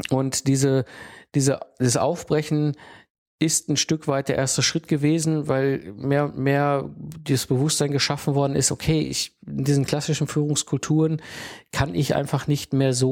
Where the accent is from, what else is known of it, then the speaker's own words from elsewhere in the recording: North Rhine-Westphalia, Germany; ich bin halt ein Kind des Ruhrpots und ich bin aufgewachsen zwischen Kohle und Stahl.